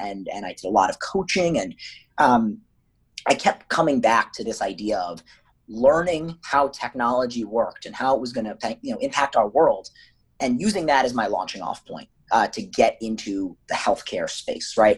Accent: United States; also born or lived in New York / Maryland / Pittsburgh; growing up in New York and Maryland.

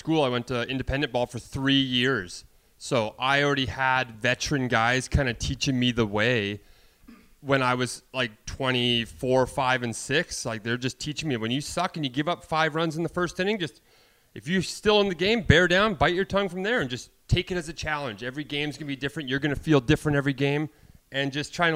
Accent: Canada; moved away as an adult; I'm Canadian. I follow the Jays. I grew up watching the Jays

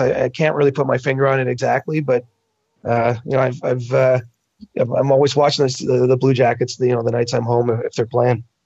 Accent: Canada; I'm Canadian

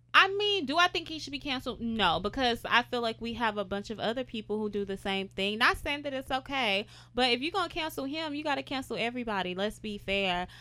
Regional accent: Houston, Texas, United States; I'm from Houston, Texas

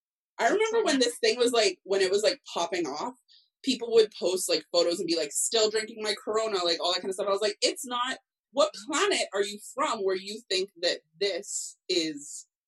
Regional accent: Cayman Islands; I'm from the Cayman Islands

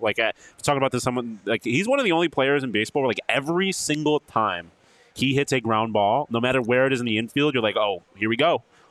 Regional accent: East Coast, United States; now in Arizona, United States; I'm obviously from the East Coast.

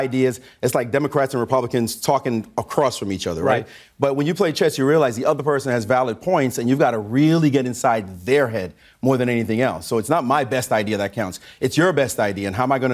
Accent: New York City, New York, United States; I'm from Brownsville, Brooklyn

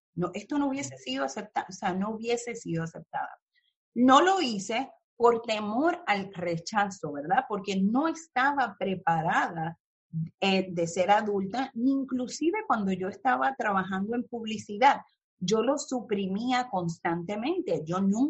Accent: Mayagüez, Puerto Rico; moved away as an adult; also born or lived in California; now in New York, United States; de donde yo soy, me crié en Mayagüez y Cabo Rojo

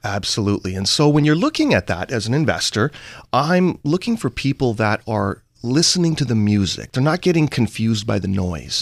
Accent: Vancouver, British Columbia, Canada; I'm from Vancouver, Canada, and what software is to Seattle is what, let's say, energy, commodities, natural resources are to Vancouver, Canada

